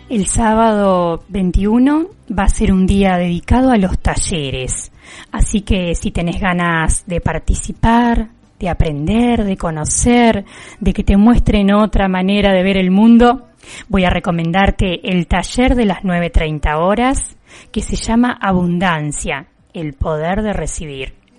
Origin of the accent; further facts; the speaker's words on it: Juan N. Fernández, Buenos Aires Province, Argentina; mi pueblo